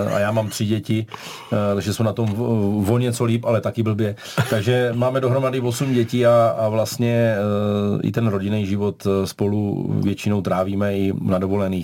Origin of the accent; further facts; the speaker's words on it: Brno, South Moravian Region, Czechia; u nás v Brně